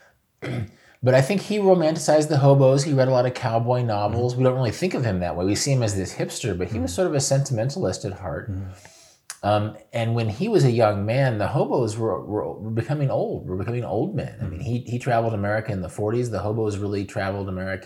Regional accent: Kansas, United States; moved away as an adult; also born or lived in Oregon / Seattle / South Korea; I was a kid from Kansas

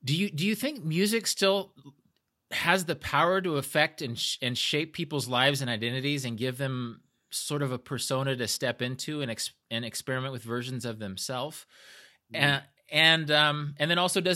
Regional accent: Midwest, United States; moved away as an adult; also born or lived in Oregon; I was from the Midwest, a different part of the Midwest

